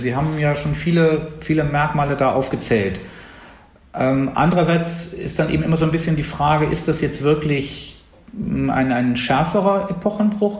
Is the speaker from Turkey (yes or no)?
no; Bonn, North Rhine-Westphalia, Germany; In Bonn, wo ich aufgewachsen bin